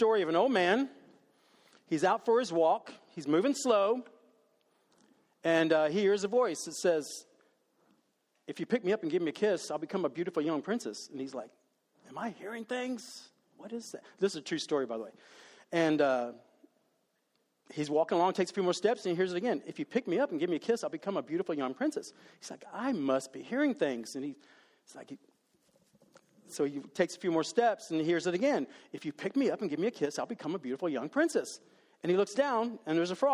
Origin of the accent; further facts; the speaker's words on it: Dallas, Texas, United States; I was raised in Dallas